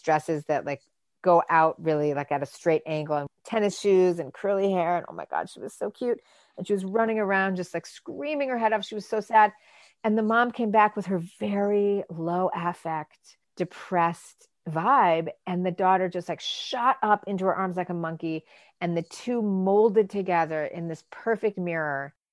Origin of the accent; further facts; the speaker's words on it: Michigan, United States; I grew up in Michigan